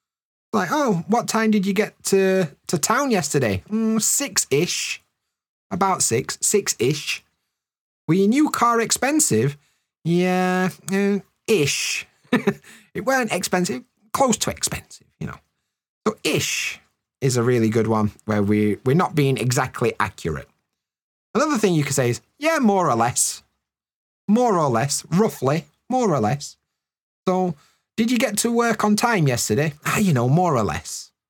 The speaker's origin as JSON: {"language": "English", "country": "United Kingdom", "said": "in the north of the UK, we call it a brew."}